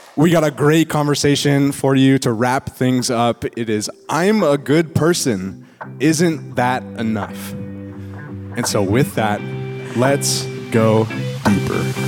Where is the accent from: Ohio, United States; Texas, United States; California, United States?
California, United States; East Bay; I was born and raised in the East Bay, so it's like I've I've grown up here